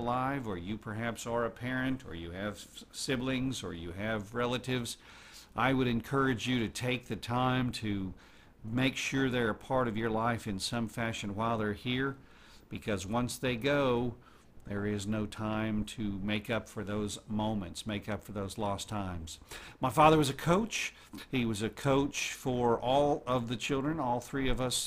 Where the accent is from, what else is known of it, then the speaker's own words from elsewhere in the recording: Oklahoma City, Oklahoma, United States; I was born in Oklahoma City